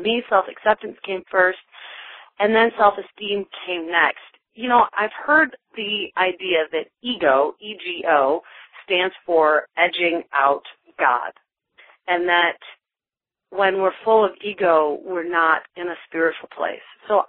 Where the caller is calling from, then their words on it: Atlanta, Georgia, United States; from Atlanta, although I'm calling you from North Carolina this week.